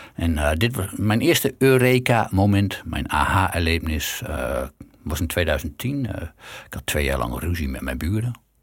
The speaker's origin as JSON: {"language": "Dutch", "country": "Netherlands", "said": "we zijn Nederlanders"}